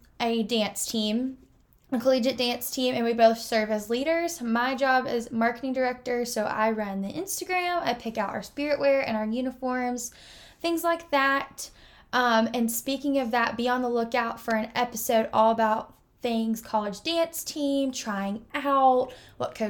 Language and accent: English; Georgia, United States; I'm from Georgia